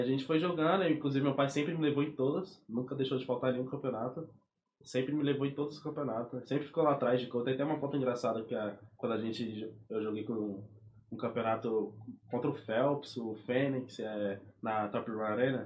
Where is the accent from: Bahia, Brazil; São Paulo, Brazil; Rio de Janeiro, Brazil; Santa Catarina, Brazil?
São Paulo, Brazil; moved away; eu nasci lá, fui crescido lá desde menor